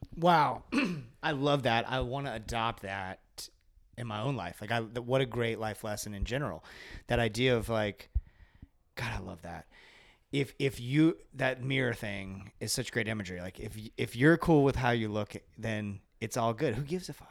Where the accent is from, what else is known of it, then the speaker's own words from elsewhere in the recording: Kentucky, United States; I was born in Kentucky